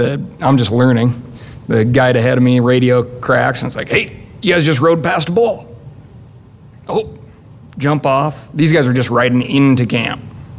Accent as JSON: {"language": "English", "region": "Montana", "country": "United States", "tie": "born or raised there", "said": "When growing up in Montana, right, no communicate"}